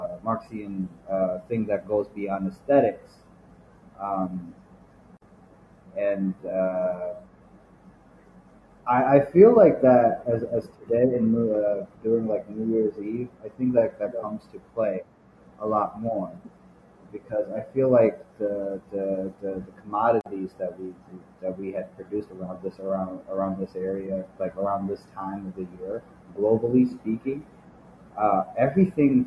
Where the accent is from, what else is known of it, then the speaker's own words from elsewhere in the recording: Nepal; I'm from Nepal, I grew up in the 90s during the Maoist conflict there.